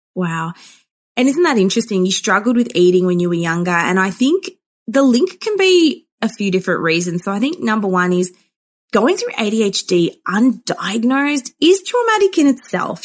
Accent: Melbourne, Victoria, Australia; I grew up in Melbourne, Australia

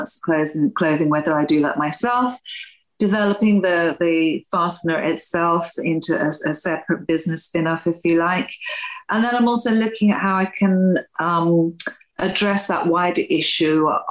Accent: Wales, United Kingdom; moved away; I'm originally Welsh

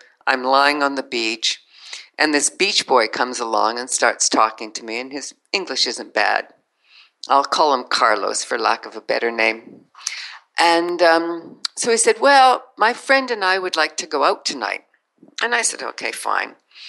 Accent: Canada; born there; moved away; I was born in Canada, but I haven't lived there for 25 years because it's too cold.

